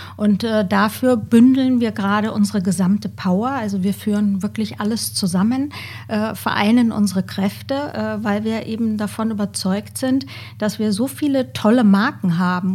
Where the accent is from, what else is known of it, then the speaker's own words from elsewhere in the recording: Bavaria, Germany; now in Cologne, Germany; ursprünglich komme ich aus dem schönen Bayern, lebe aber, wie du gerade ja schon angesprochen hast, in Köln